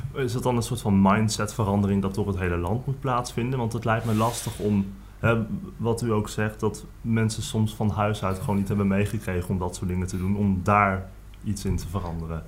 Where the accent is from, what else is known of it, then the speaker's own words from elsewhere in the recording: Netherlands; wij als Nederlanders